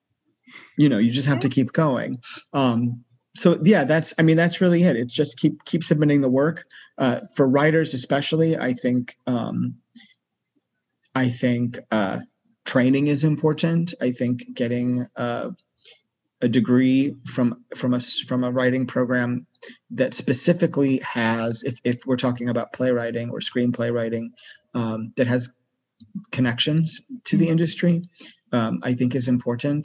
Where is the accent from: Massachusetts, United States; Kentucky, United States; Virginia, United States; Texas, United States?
Massachusetts, United States; moved away as an adult; also born or lived in New York City; I grew up in Massachusetts, which is on the northeast coast of the USA.